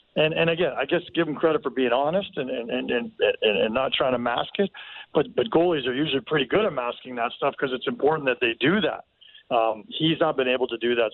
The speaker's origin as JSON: {"language": "English", "town": "Toronto", "region": "Ontario", "country": "Canada", "said": "I'm from Toronto"}